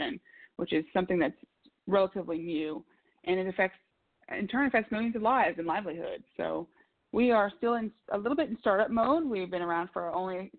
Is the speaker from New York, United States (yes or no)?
no; Louisiana, United States; also born or lived in Raleigh, North Carolina; now in Washington, D.C., United States; I am originally from Louisiana